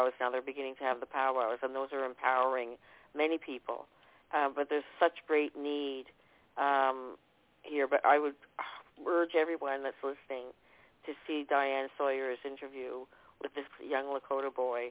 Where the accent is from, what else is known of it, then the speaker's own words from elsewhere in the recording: East Coast of Canada, Atlantic Canada, Canada; accent: Canadian; I'm from the East Coast, so we're very twangy out here with the Canadian accent.